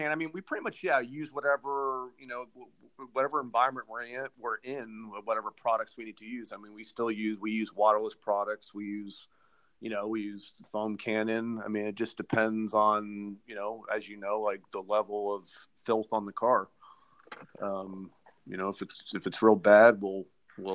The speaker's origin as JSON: {"language": "English", "region": "Florida", "country": "United States", "also_born_or_lived": "Texas", "moved": "yes", "lives_now": "Dallas, United States", "said": "I'm originally from Florida. I lived in Texas for almost 20 years. I'm almost 45 years old."}